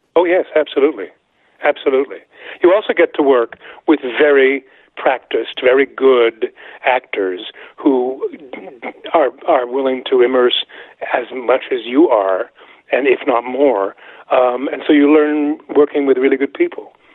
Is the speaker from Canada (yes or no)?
yes; Montreal, Quebec, Canada; I'm Canadian. I was born in 1945, and I grew up in Montreal